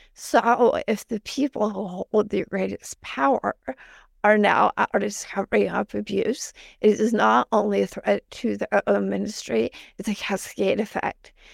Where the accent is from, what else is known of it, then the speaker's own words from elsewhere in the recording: Northeastern Ohio, United States; I grew up in Northeastern Ohio